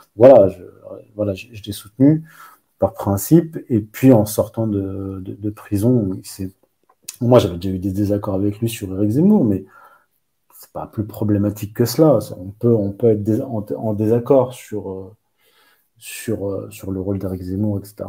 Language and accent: French; Morocco; je viens du Maroc